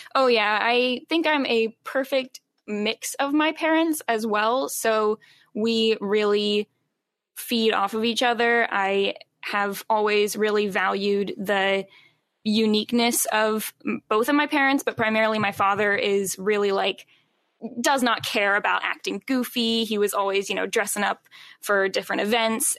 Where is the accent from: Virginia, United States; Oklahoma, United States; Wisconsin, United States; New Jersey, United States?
Virginia, United States; Charlottesville; now in Richmond, United States; I primarily grew up in Charlottesville, Virginia, and then moved here after college.